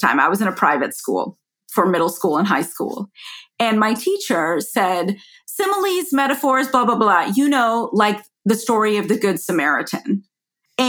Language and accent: English; Atlanta, Georgia, United States; I grew up in Cobb County, Georgia. I am proud to be from Atlanta and proud to be from Georgia